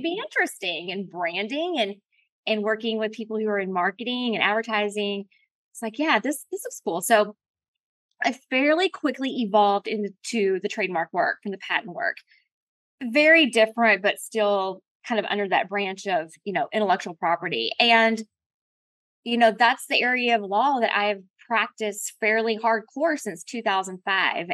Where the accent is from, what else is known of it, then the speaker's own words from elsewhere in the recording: Colorado, United States; I was born in Colorado